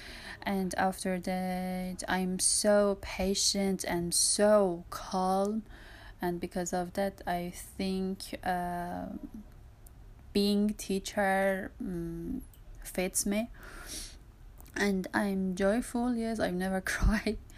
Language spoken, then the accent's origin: English; Tehran, Tehran Province, Iran; English is a second language; I'm from Tehran, east of the Tehran